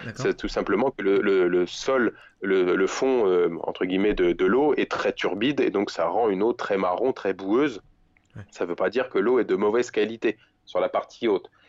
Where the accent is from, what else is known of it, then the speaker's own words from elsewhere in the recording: France; Je suis français